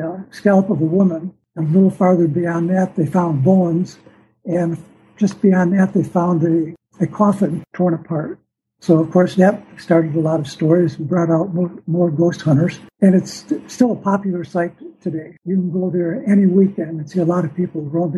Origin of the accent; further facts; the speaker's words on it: Detroit, Michigan, United States; growing up in the Detroit area